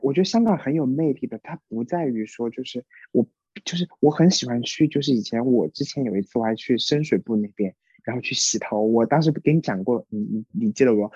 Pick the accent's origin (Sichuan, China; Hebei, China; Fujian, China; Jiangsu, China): Sichuan, China; 我们四川人